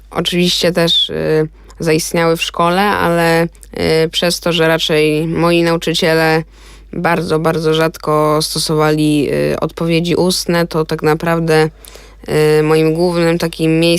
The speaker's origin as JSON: {"language": "Polish", "town": "Zielona Góra", "region": "Lubusz Voivodeship", "country": "Poland", "said": "pochodzę z Zielonej Góry"}